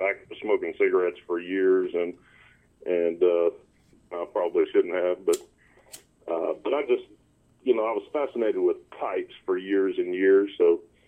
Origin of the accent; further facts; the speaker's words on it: East Texas, United States; also born or lived in South Florida / Garland, Texas; I was born in Texas, side of Garland. I grew up in East Texas, between East Texas and South Florida